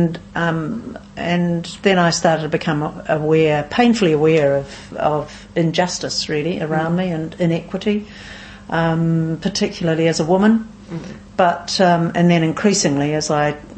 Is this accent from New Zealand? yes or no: yes; New Plymouth, Taranaki, New Zealand; also born or lived in Auckland / Wellington; now in Nelson, New Zealand; Born in New Plymouth originally, but spent most of my adult life in Auckland, 27 years or so in Auckland